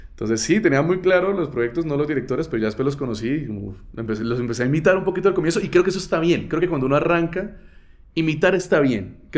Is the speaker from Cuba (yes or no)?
no; Barrancabermeja, Santander, Colombia; accent: santanderiano; moved away; Yo vengo de Barranca Bermeja y nada más alejado del mundo que Barranca